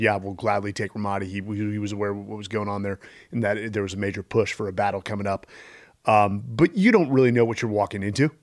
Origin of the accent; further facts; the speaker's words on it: Bay Area, California, United States; now in Austin, United States; born and raised in the, uh, the Bay Area, but, uh, I like to say I'm a, uh, born, again, Texan, uh, now living in Austin